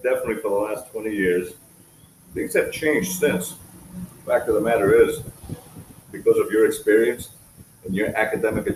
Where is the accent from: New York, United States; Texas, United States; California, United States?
New York, United States; moved away as an adult; now in Ecuador; I live in Ecuador now, I'm an expat from the United States, New York